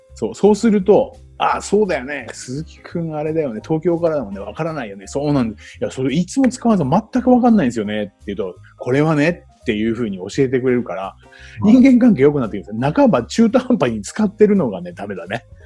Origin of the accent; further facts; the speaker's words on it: Chiba, Japan; also born or lived in Tokyo; 僕は千葉の人間ですけど東京で仕事をしてましたから